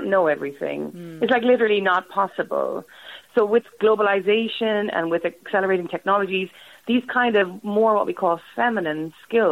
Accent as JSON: {"language": "English", "country": "Ireland", "said": "I'm Irish"}